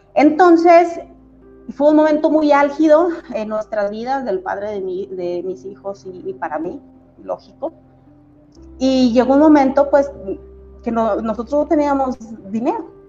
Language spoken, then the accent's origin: Spanish; Mexico City, Mexico; moved away as an adult; now in Comarca Lagunera, Mexico; yo nací en Ciudad de México, pero a los 18 años eh, yo me vine aquí a la comarca lagunera a estudiar mi universidad